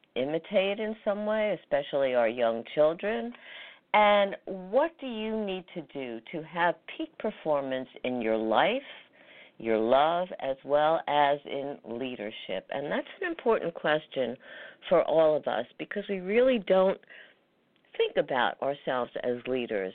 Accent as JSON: {"language": "English", "region": "New York", "country": "United States", "tie": "born or raised there", "said": "New York, my hometown"}